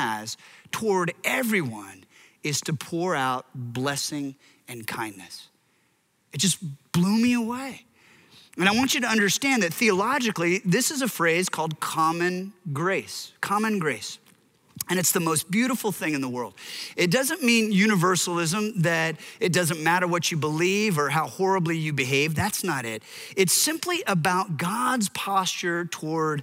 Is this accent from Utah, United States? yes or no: no; Seattle, Washington, United States; I hail from Seattle